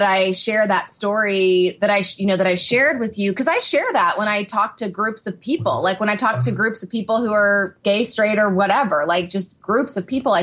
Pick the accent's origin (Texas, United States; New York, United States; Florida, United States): Texas, United States; Houston; I grew up in Texas. I grew up in Houston, so it's not like a small town or anything